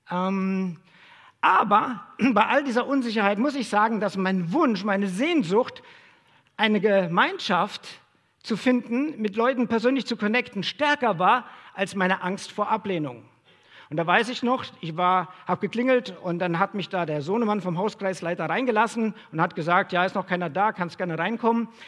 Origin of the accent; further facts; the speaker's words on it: Hesse, Germany; moved away as an adult; now in Dresden, Germany; Ich komme ursprünglich aus Hessen und ich habe ähm, Sozialpädagogik studiert